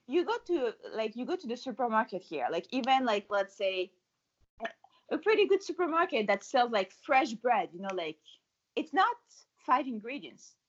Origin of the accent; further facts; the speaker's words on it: France; moved away as an adult; also born or lived in Paris / New York City; now in Montreal, Canada; I'm from France. In France, we used to eat, to drink, you know, to live fully